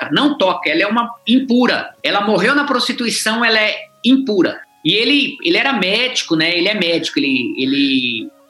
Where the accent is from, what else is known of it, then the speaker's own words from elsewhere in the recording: Paraná, Brazil; accent: sotaque mineiro; also born or lived in Mato Grosso / Minas Gerais; Eu sou do Paraná, nasci no Paraná, sou, como dizia no Paraná, bicho do Paraná, casei em Mato Grosso, passamos um tempo em Minas, aonde nós ganhamos esse sotaque mineiro.